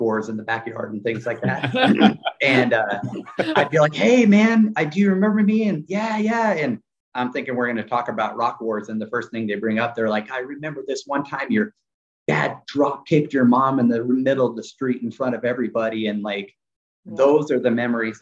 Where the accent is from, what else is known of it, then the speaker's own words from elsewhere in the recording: Kern County, California, United States; where we grew up in Southern California